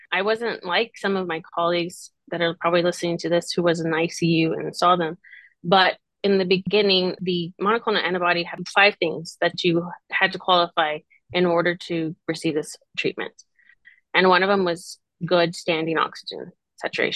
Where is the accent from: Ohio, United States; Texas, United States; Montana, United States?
Texas, United States; Rio Grande Valley; I grew up in the Valley